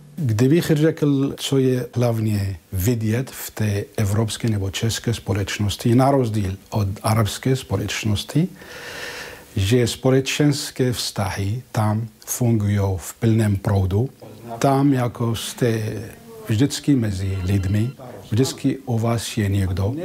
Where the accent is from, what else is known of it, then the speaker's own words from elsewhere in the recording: Syria; Czech is a second language; moved away as an adult; now in Prague, Czech Republic; já jsem z východu, já jsem ze Sýrie